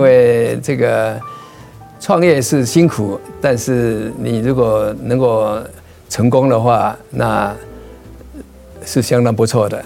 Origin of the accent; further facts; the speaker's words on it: Changhua County, Taiwan; now in United States; 我是彰化人